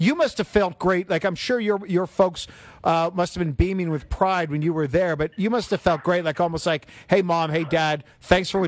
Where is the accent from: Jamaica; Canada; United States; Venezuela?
Canada; Toronto, Ontario; I was born and raised in Toronto